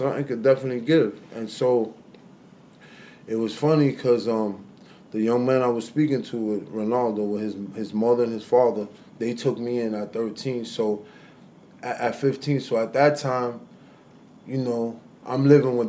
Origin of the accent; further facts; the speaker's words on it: New York City, New York, United States; both of my parents, they're Dominican, but I was born here in New York City